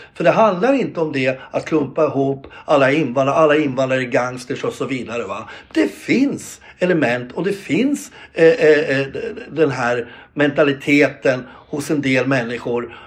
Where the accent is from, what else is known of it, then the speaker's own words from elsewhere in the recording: Gävle, Gävleborg County, Sweden; jag är själv eh, född och uppväxt på Brynäs